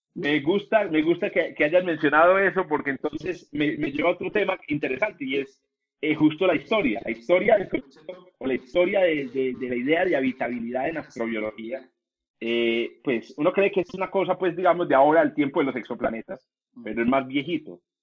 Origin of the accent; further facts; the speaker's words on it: Colombia; como decimos en Colombia